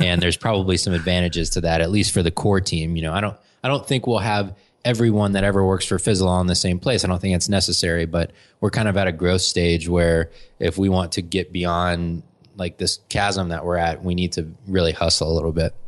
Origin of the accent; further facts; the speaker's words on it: Atlanta, Georgia, United States; also born or lived in Florida; I was born in Florida, and then I've lived in Atlanta for my whole life, basically. I moved here when I was five, and I've been here ever since